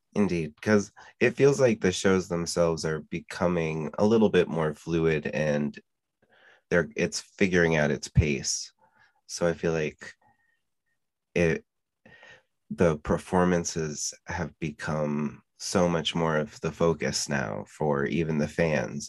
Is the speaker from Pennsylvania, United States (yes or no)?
yes; Pennsylvania, United States; we're from Pennsylvania